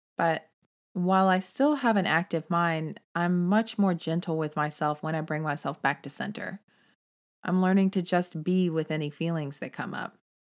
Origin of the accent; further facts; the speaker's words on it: Texas, United States; I'm from Texas, and I consider it to be more like family than a home state.